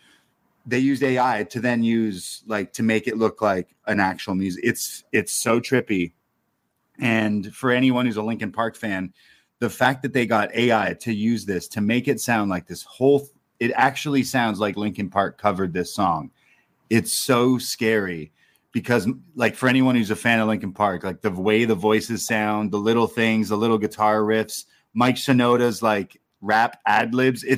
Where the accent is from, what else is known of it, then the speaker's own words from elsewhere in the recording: Toronto, Ontario, Canada; I'm from Toronto